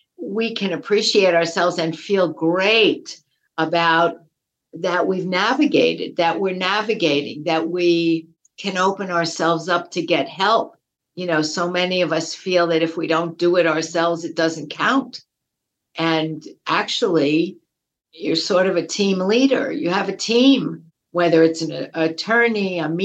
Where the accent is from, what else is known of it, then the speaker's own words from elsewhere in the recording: New York, United States; I grew up in New York, and in elementary school, they teach New York State history